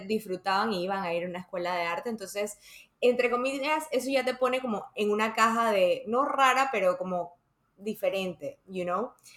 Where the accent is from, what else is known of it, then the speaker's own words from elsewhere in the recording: Panama; also born or lived in Dominican Republic; cuando yo me mudé de República Dominicana a Panamá, me metieron a una escuela